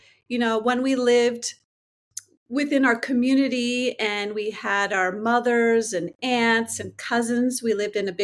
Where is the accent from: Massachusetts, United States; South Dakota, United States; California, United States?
California, United States; San Jose; I am a California native. So born and raised in San Jose, California.